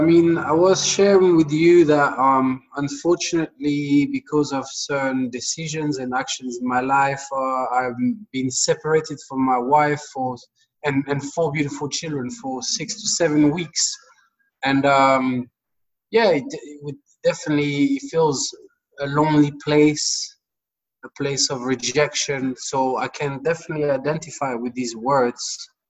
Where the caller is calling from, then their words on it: London, United Kingdom; I'm tuning in from London, actually.